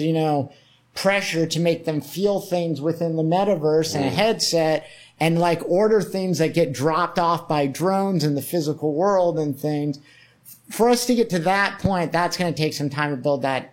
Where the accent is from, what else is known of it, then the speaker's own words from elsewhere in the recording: Cocoa Beach, Florida, United States; I'm from Cocoa Beach, I talked about, which is where NASA is, Cape Canaveral and Cocoa Beach.